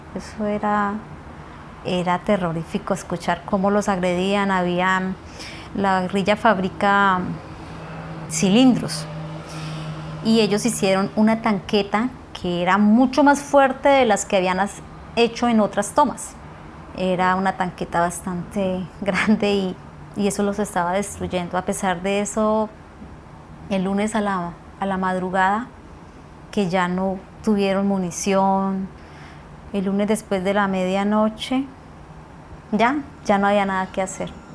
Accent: Puerto Lleras, Meta, Colombia; tengo 44 años y nací en Puerto Lleras Meta

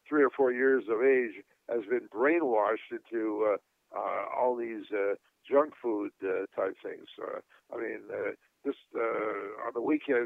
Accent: Canada; moved away; I'm originally from Canada. It was a very cold climate

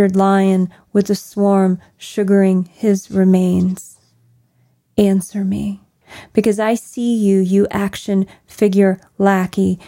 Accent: Kentucky, United States; growing up in the Kentucky that I did

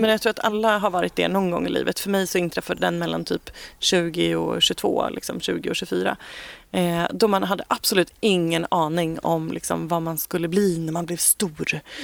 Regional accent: Ekerö, Stockholm County, Sweden; also born or lived in Bromma / Kungsholmen; Jag är född och uppvuxen ute på Ekerö eh, som ligger precis utanför Stockholm

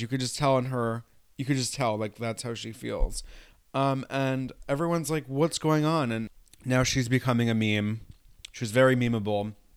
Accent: New York, United States; I'm from New York State

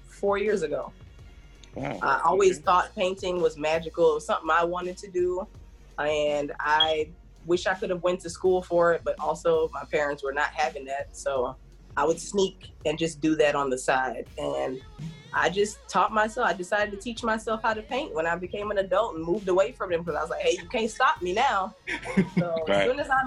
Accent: Jamaica; we're Jamaican, we kill goats. This is normal for us.

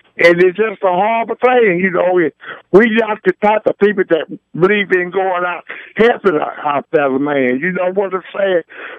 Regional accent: Mississippi, United States; moved away; you know, I've been in this city for 50 years. I came here from Mississippi.

